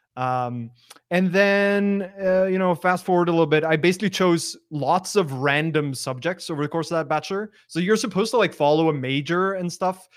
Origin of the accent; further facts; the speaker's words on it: Norway; moved away as an adult; also born or lived in Australia; I'm from Norway originally